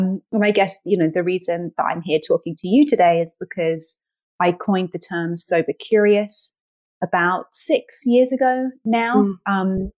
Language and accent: English; United Kingdom; moved away as an adult; now in United States; I'm British. I've been based in the US for 10 years now.